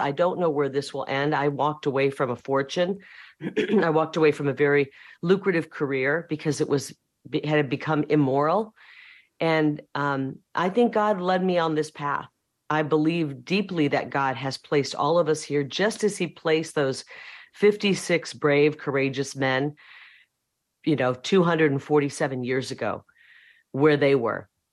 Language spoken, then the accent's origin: English; Iowa, United States; moved away as an adult; now in Arizona, United States; I'm from Iowa